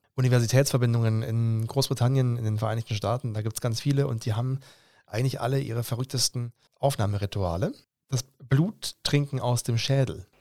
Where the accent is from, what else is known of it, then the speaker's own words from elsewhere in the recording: Stuttgart region, Baden-Württemberg, Germany; ich bin jetzt jemand, der in der Region Stuttgart aufgewachsen ist